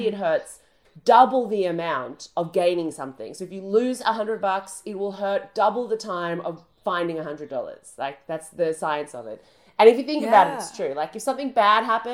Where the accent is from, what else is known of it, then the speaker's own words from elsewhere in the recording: Australia; now in United Kingdom; my home country burnt to the ground. That's Australia